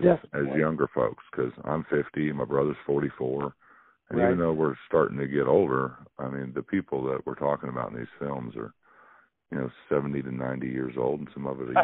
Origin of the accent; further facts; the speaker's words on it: Springfield, United States; I'm more of an import here. I'm from Springfield, but where I live here, if you're not from here, you're an import.